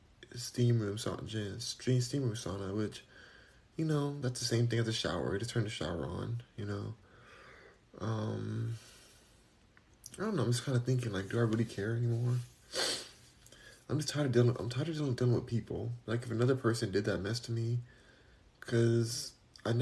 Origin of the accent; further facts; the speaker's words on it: California, United States; I'm just from California